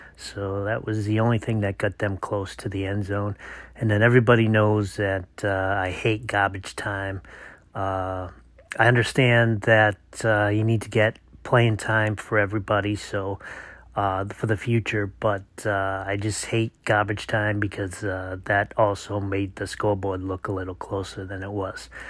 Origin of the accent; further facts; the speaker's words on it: Massachusetts, United States; moved away; committing to my home state where I was born and raised, uh, the UMass Minutemen